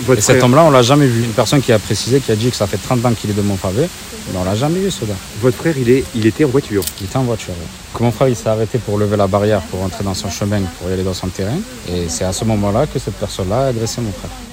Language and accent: French; Avignon, Provence-Alpes-Côte d'Azur, France; On est né à Montfavet, on a grandi à Montfavet. Ça fait 30 ans qu'on vit ici.